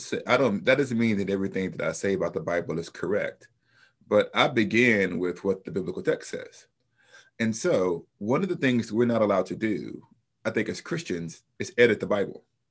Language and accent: English; Huntsville, Alabama, United States; now in Wheaton, United States; I was born in Huntsville, Alabama, so I'm a Southerner